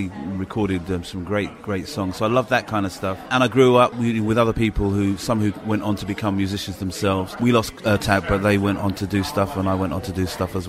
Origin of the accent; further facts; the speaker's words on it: London, United Kingdom; moved away; also born or lived in Hillingdon / Merseyside; I was born in Hillingdon. Age 2, moved into West London, Shepherd's Bush